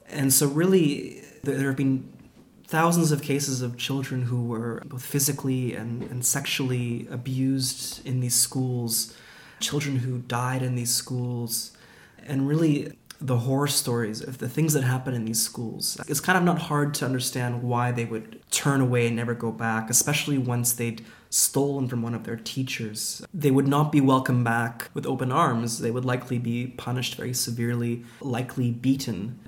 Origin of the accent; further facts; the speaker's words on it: Vancouver, British Columbia, Canada; now in London, United Kingdom; my hometown of Vancouver